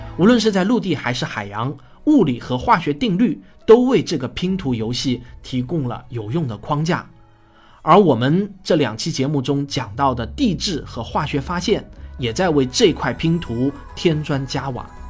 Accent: China; 美国人呼吸的大气与我们中国人呼吸的大气啊，并没有什么本质的不同

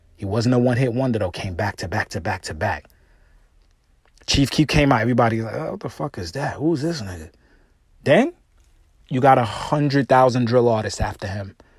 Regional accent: New York, United States; I'm from New York

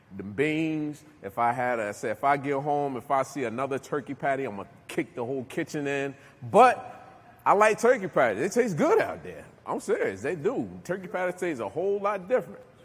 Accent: Newark, New Jersey, United States; now in Virginia, United States; I'm from New Jersey, Newark, New Jersey, right? I come down here to Virginia

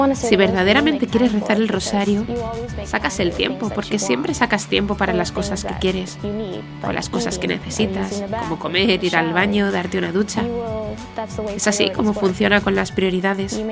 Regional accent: Los Angeles, California, United States; soy de Los Ángeles, California.

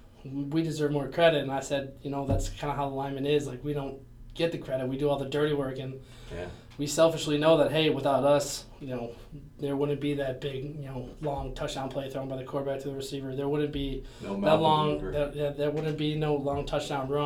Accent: Chicago, Illinois, United States; moved away as an adult; also born or lived in Minnesota; I was born in Chicago, Illinois, downtown life.

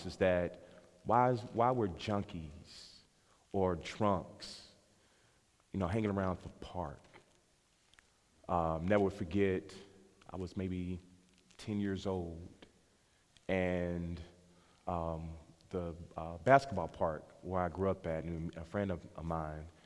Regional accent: Louisville, Kentucky, United States; I grew up in West Louisville.

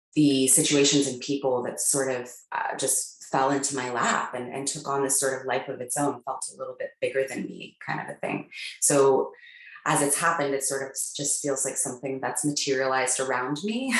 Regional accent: Palo Alto, California, United States; I grew up in Palo Alto, California

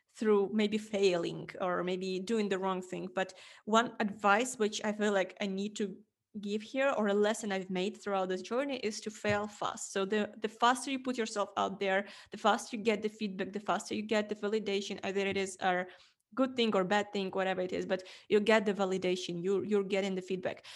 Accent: Ukraine; English is a second language; moved away as an adult; also born or lived in Estonia; I'm coming from Ukraine

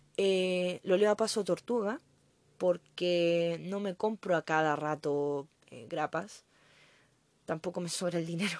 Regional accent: Chile; Yo soy chilena, así que no lo notaron por mi acento

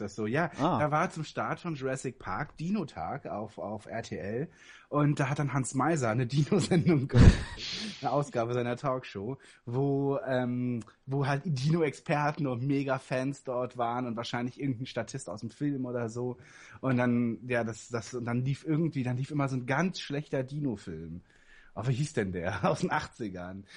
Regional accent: Berlin, Germany; bei uns in Berlin

